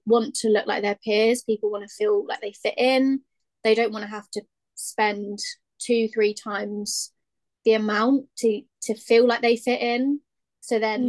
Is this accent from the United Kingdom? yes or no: yes; Hampshire, South East England, United Kingdom; I'm 24 and I'm from Hampshire in the UK.